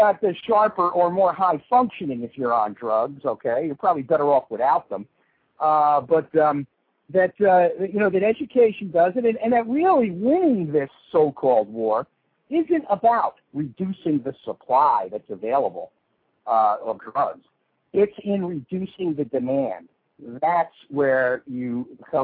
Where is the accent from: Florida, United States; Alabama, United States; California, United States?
Florida, United States; South; I grew up in South Florida during this period of time where all the drugs were coming in through here.